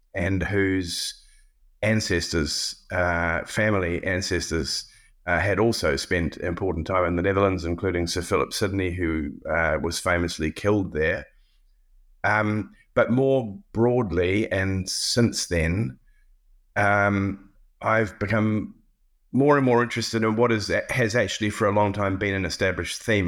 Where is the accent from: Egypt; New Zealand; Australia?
New Zealand; moved away as an adult; also born or lived in Cambridge / Pittsburgh; as a New Zealander